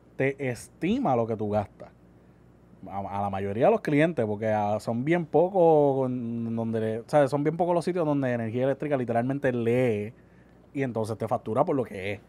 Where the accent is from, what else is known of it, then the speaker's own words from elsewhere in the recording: Puerto Rico; yo como ciudadano, como puertorriqueño